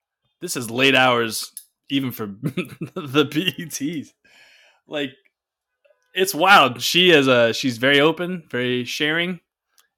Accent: Chamblee, Georgia, United States; I'm from Chamblee

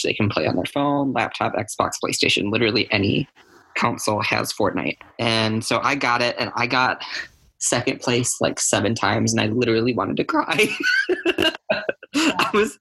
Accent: Janesville, Wisconsin, United States; my hometown here in good old Janesville, Wisconsin

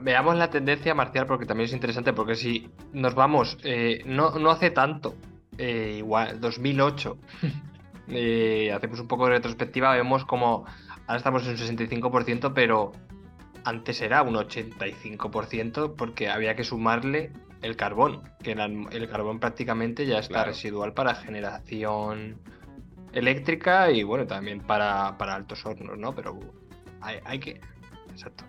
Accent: Spain

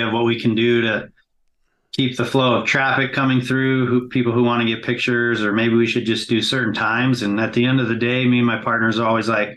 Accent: Salt Lake City, Utah, United States; here in Salt Lake. So this is right in my hometown

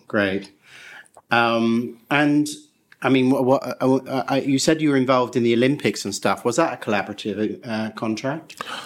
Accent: England, United Kingdom; I say that as an Englishman myself

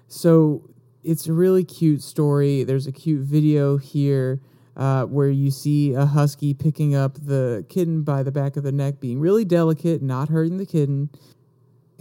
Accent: the South, United States; I'm from the South.

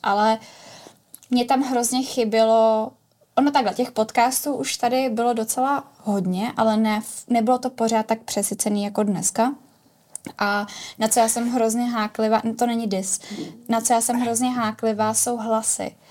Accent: Prague, Czechia; Já jsem pražská

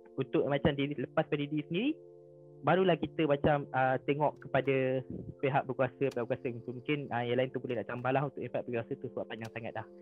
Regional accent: Malaysia; kita sendiri sebagai rakyat Malaysia

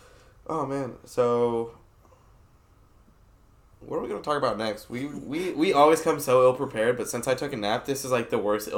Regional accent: Washington, United States; I'm from Washington State, so I was a big fan of him.

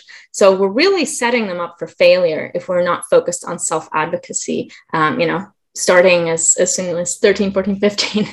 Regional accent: Germany; now in Southern California, United States; I can't help but be born and raised in Germany.

